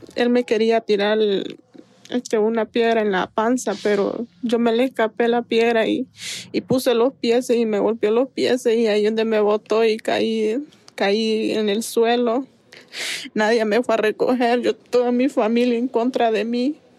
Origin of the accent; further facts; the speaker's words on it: San Pedro Sula, Cortés, Honduras; moved away as an adult; also born or lived in San Luis, Santa Bárbara, Honduras; nací en San Luis, Santa Bárbara. Mi mamá me llevó recién nacida para San Pedro